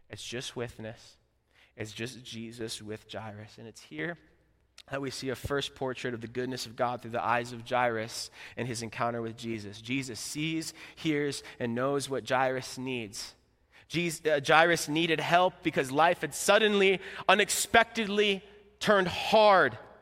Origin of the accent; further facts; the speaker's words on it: Florida, United States; moved away as an adult; now in Midwest, United States; I'm from Florida